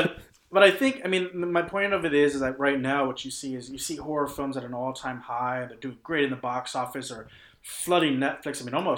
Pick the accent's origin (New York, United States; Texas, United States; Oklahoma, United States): Texas, United States; we grew up in Texas, but not really that super rural Texas.